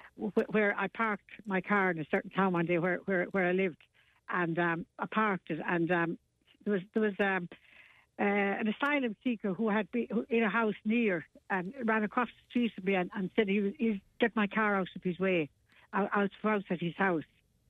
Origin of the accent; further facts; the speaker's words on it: Ireland; we have to preserve our own identity as Irish people too.